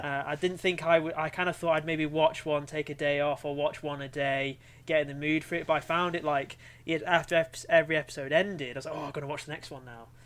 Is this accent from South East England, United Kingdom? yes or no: no; Cumbria, North West England, United Kingdom; growing up in Cumbria in the Shire